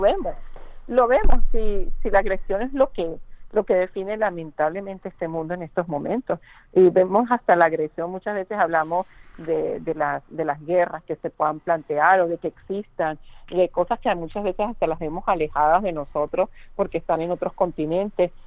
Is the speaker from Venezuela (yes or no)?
yes; Venezuela; moved away